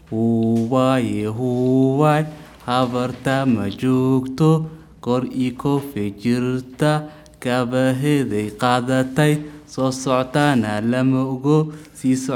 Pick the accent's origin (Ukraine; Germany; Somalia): Somalia; German is a second language; now in Austria; komme aus also Somalia.